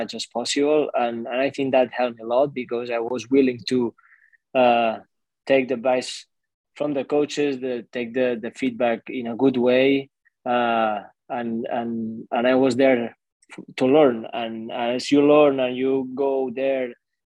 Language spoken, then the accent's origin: English; Catalonia, Spain; English is a second language; moved away as an adult; also born or lived in Manresa / Barcelona; now in United States; I was in my hometown, Porreig